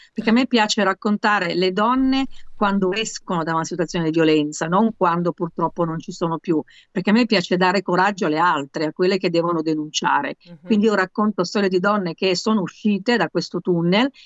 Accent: Milan, Lombardy, Italy; io sono comunque a Milano, sono milanese

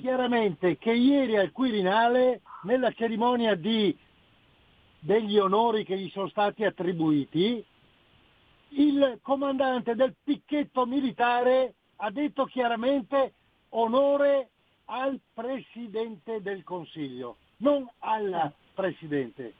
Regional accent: Bolzano, Trentino-Alto Adige, Italy; sono nato a Bolzano, provengo da una provincia sempre stata autonoma

